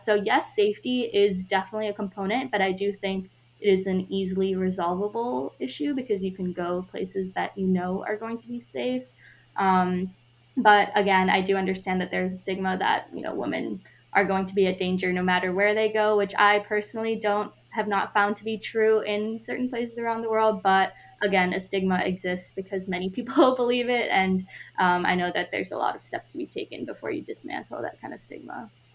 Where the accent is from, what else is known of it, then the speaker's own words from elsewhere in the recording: United States; as an Indian American woman